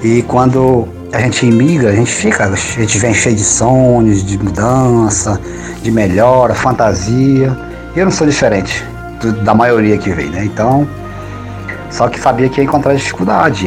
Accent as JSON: {"language": "Portuguese", "region": "North Region", "country": "Brazil", "moved": "as an adult", "lives_now": "Portugal", "said": "sou da região norte do Brasil"}